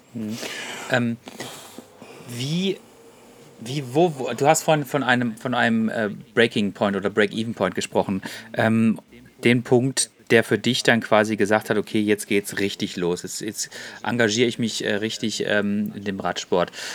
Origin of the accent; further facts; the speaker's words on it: Freiburg, Baden-Württemberg, Germany; ich bin nämlich gebürtiger Freiburger.